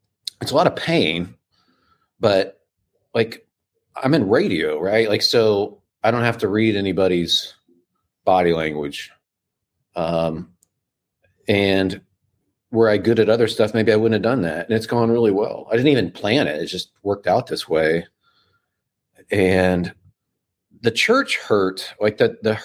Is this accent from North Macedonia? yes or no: no; Midwest, United States; I'm from the Midwest, and my dad was a pastor of small town churches, and so we grew up with the Bible